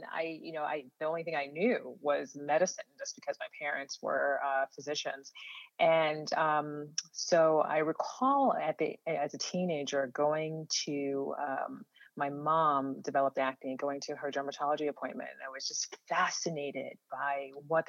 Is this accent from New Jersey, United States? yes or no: yes; New Jersey, United States; also born or lived in Ghana; when my parents, who are both physicians, came over to the U.S. when we were young, that's when we moved to the tri-state area, New York and New Jersey. And so ever since then, we were raised here in New Jersey